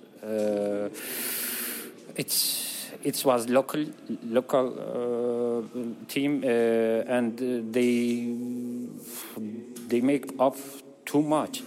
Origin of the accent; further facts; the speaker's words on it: Istanbul, Turkey; English is a second language; from Istanbul.